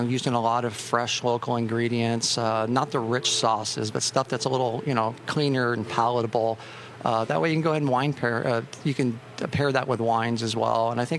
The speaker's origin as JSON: {"language": "English", "area": "Orange County", "region": "California", "country": "United States", "also_born_or_lived": "Maui", "moved": "as an adult", "lives_now": "Santa Barbara, United States", "said": "Orange County, originally, yes."}